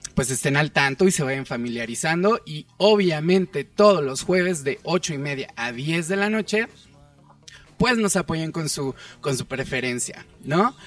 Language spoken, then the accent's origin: Spanish; State of Mexico, Mexico; now in Mexico City, Mexico; Yo soy del Estado de México, actualmente vivo en el DF